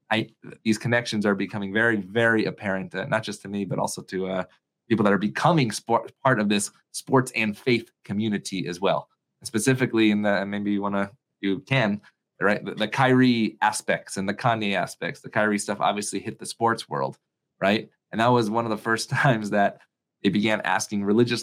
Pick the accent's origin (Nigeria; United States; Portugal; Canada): United States; Syracuse, New York; moved away; growing up in Syracuse